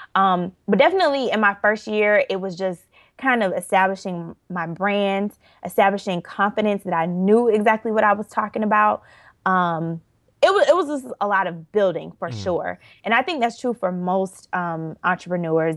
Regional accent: Orlando, Florida, United States; I am originally from Orlando, Florida. And let's see, I my parents still live in Orlando, born and raised there.

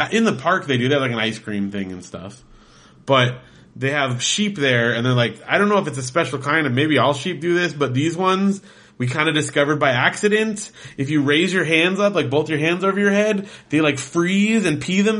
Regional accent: Big Bear, California, United States; I grew up in Big Bear.

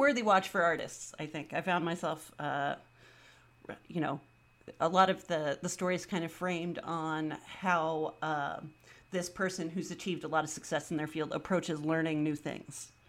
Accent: the Bay Area, California, United States; I'm from the Bay

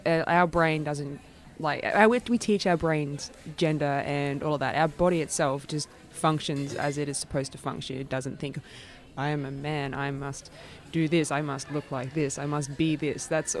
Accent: regional Queensland, Australia; moved away; I'm originally from regional Queensland.

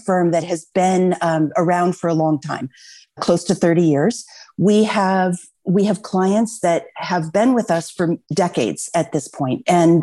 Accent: Los Altos, California, United States; I grew up in Los Altos. And so this is my community. This is my home.

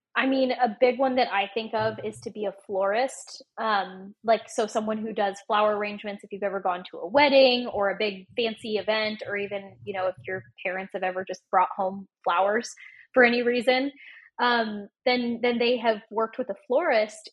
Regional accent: Oregon, United States; moved away; I grew up in Oregon

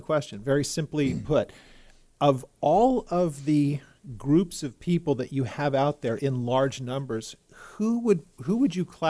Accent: Texas, United States; We see it in my home state of Texas.

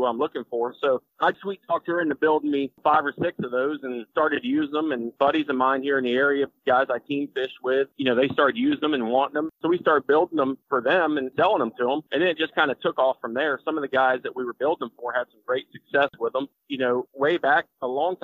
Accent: Florida, United States; I was born and raised in Florida

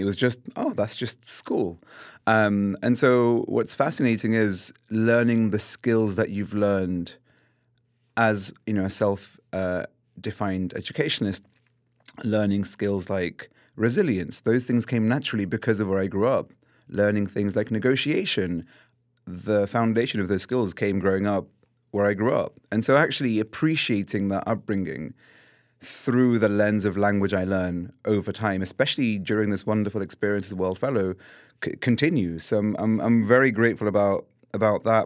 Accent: London, United Kingdom; I was born and raised in London

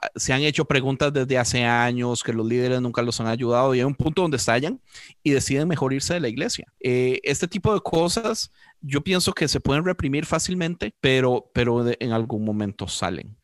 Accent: Costa Rica; yo como costarricense

